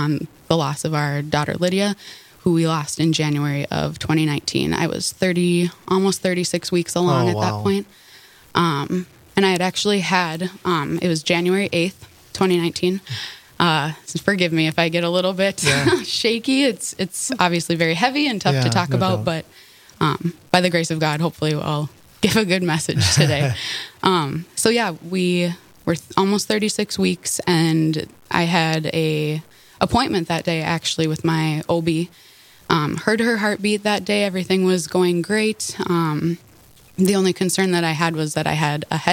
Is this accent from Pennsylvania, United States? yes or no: no; Horace, North Dakota, United States; I grew up in Horace, just south of Fargo